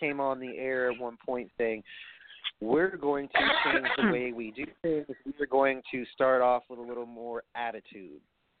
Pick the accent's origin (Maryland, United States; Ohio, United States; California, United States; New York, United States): New York, United States; I'm from New York